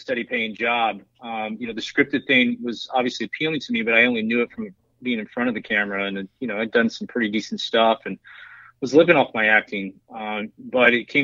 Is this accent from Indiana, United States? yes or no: no; Texas, United States; I'm from Texas